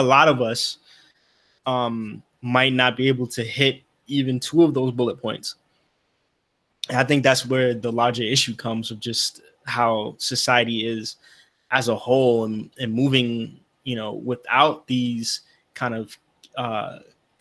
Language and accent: English; New York, United States; we're all from New York